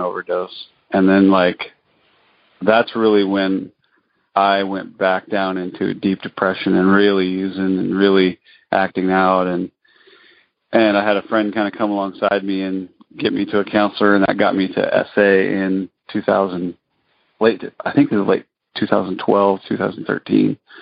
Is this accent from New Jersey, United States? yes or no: no; northern Colorado, United States; now in Alaska, United States; northern Colorado in a northern northern town